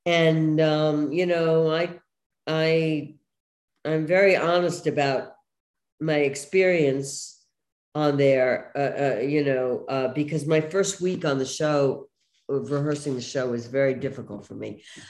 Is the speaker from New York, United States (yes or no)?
yes; New York City, New York, United States; moved away; where I grew up in Brooklyn